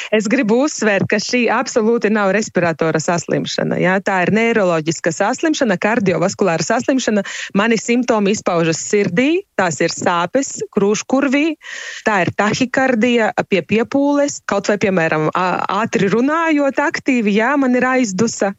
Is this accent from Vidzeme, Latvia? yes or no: no; Rēzekne, Latgale, Latvia; es esmu no Reizeknes